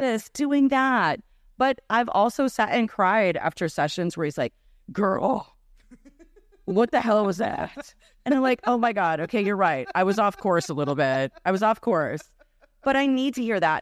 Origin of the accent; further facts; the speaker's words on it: Minneapolis, Minnesota, United States; first language Serbian; English is a second language; moved away as an adult; now in Chicago, United States; Growing up in Minneapolis